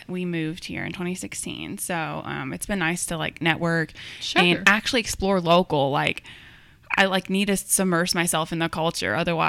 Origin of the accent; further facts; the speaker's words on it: Cedar Rapids, Iowa, United States; now in Kentucky, United States; So I grew up in Cedar Rapids, Iowa. It's about half the size of Lexington.